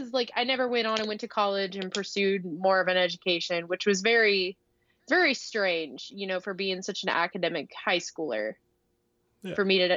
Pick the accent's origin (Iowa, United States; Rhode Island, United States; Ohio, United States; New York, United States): Ohio, United States; northwestern; I grew up in a really, really tiny town, not even a town. It's called a village. Okay. In northwestern Ohio, like really small.